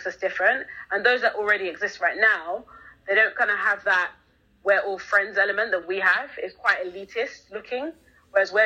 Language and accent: English; London, United Kingdom; I grew up in London, England. So literally I was born here and have been here ever since, 27 now.